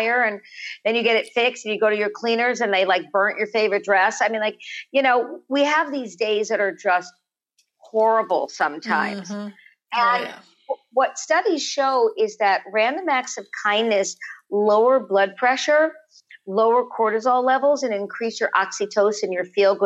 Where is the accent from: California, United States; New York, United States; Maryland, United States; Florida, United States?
California, United States; Los Angeles; born or raised there